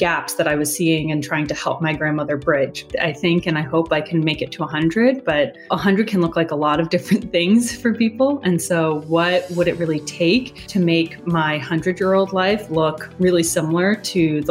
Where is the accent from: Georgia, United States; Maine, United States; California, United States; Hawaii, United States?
California, United States; Los Angeles; Born and raised in Los Angeles